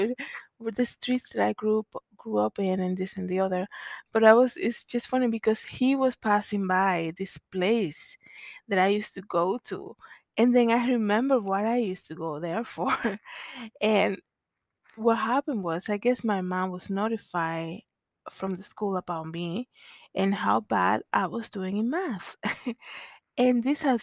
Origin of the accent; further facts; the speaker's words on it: Santo Domingo, Distrito Nacional, Dominican Republic; moved away; growing up in Zona Colonial